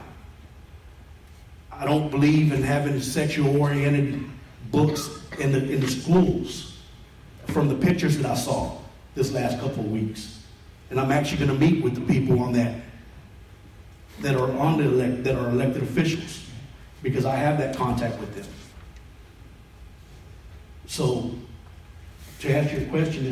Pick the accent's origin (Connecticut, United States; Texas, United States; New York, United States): Texas, United States; McKinney; I was born and raised in McKinney on the east side